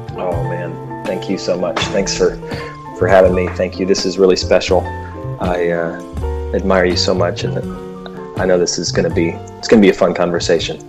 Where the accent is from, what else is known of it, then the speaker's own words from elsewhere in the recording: Memphis, Tennessee, United States; we were raised in Memphis, Tennessee